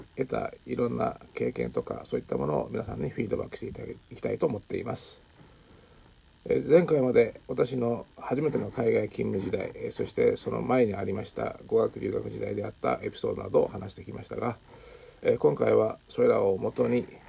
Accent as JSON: {"language": "Japanese", "country": "Japan", "tie": "born or raised there", "also_born_or_lived": "Southeast Asia / China", "moved": "as an adult", "said": "日本で生まれ育ち一旦海外へ出てまた無事に帰ってこれた"}